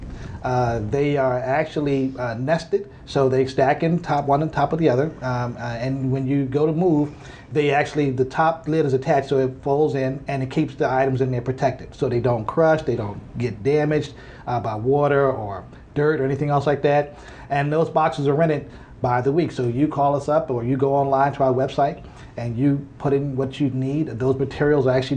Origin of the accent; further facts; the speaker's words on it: Pennsylvania, United States; also born or lived in Virginia; now in Frisco, United States; I'm originally from Pennsylvania, but I actually moved here from Virginia in 2007.